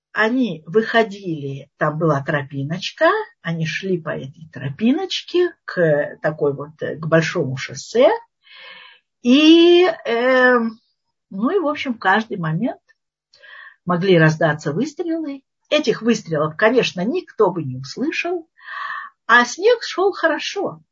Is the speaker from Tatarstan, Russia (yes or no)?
no; Moscow, Russia; moved away as an adult; now in Israel; мы москвичи